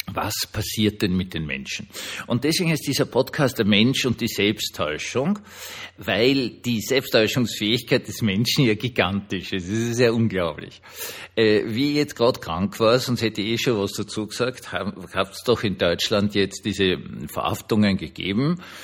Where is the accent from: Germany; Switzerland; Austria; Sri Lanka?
Austria; ich kann es euch jetzt als Österreicher sagen